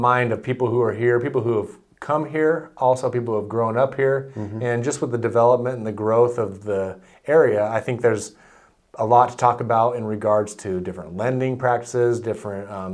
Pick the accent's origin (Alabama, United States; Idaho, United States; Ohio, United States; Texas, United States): Idaho, United States; Nampa; growing up in Nampa